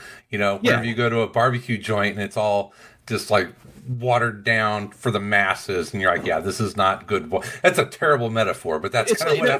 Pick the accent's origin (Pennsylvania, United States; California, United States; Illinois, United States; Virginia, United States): Illinois, United States; Chicago; we're from Chicago